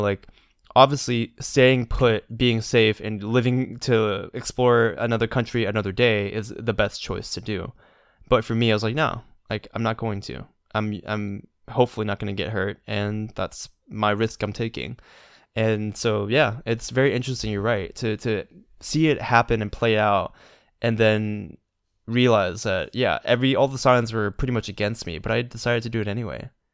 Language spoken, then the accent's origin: English; Georgia, United States; I'm a Georgia boy